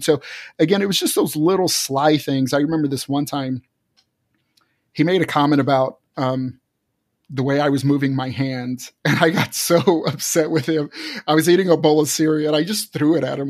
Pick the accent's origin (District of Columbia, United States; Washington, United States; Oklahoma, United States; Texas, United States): Texas, United States; Fort Worth; moved away as an adult; I was born and raised in Texas, Fort Worth, Texas, and lived there till my early twenties